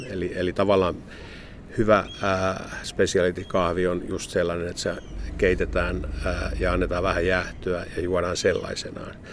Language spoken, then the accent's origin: Finnish; Finland; mitä me suomalaiset inhotaan